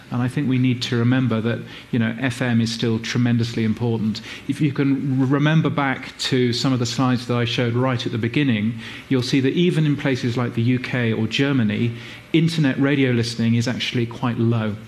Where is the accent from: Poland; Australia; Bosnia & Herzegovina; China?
Australia; Brisbane, Queensland; my hometown of Brisbane in Australia